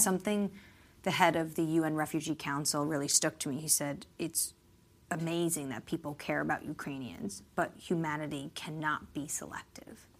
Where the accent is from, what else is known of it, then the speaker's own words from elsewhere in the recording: New York, United States; now in Washington, D.C., United States; I'm not even originally from Washington, I'm from New York